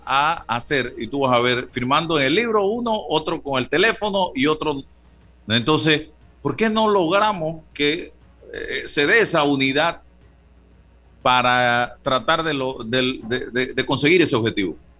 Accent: Panama; Somos panameños todos

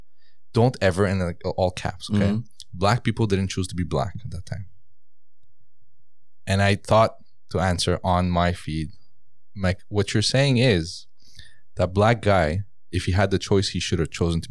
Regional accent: Iran; moved away; You know, we came from Iran, and from Iran we had to flee. You couldn't leave legally Iran. Okay, right. So we left with fake visas, and this is all my dad's doing. Okay, so we went from Iran

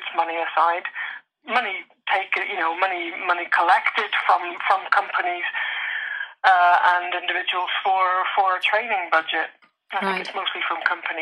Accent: Northern Ireland, United Kingdom; I come from Northern Ireland with this accent

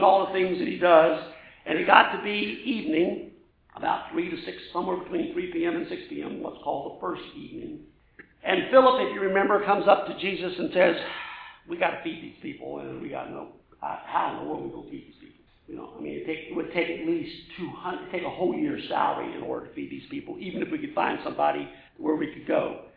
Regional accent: Louisiana, United States; I'm from Louisiana

